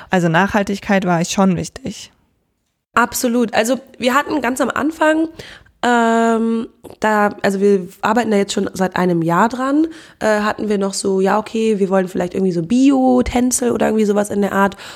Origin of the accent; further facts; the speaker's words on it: Cologne, North Rhine-Westphalia, Germany; Ähm, ja, hallo … ich bin 25 Jahre alt und ich komme aus Köln.